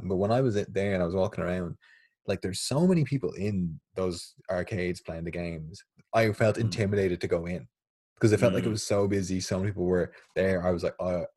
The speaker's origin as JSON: {"language": "English", "country": "Ireland"}